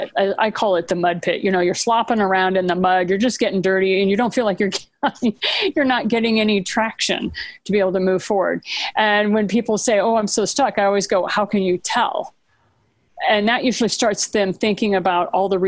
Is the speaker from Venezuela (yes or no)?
no; Japan; I was raised in Japan